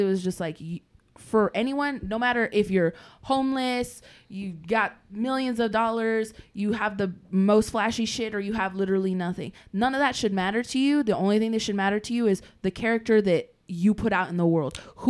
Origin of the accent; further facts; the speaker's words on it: the South, United States; growing up in the South, I hear people of color like making fun of Asian people and white people and all.